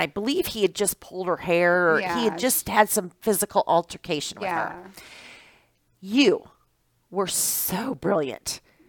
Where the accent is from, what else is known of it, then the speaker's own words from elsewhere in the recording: Iowa, United States; moved away as an adult; now in Wisconsin, United States; I'm originally from Iowa.